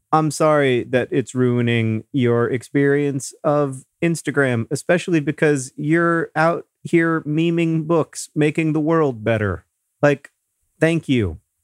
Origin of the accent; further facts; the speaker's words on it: Indianapolis, Indiana, United States; here in Indianapolis, the, the need here, a, at least in, in my hometown